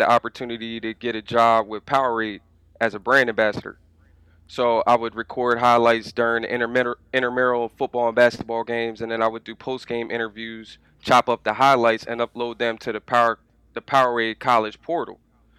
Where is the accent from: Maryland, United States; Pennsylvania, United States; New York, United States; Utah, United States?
Maryland, United States; Anne Arundel County; also born or lived in Delaware; born and raised in Maryland, you know, grew up in Anne Arundel County, three-sport athlete, all that.